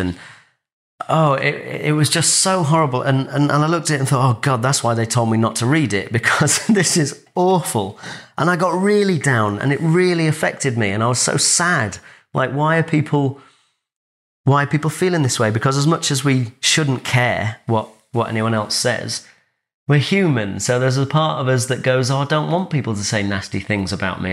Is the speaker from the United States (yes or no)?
no; Grimsby, Yorkshire and the Humber, United Kingdom; moved away; I grew up in Grimsby